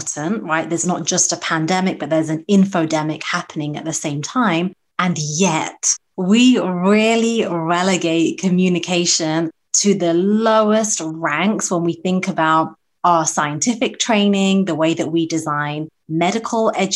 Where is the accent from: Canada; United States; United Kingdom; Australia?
United Kingdom; moved away; my home country of the UK